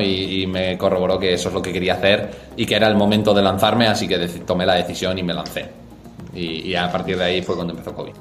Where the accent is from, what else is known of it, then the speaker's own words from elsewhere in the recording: Pamplona, Navarre, Spain; moved away as an adult; now in Madrid, Spain; Soy de Pamplona, nací allí, estudié allí, tanto el colegio como la universidad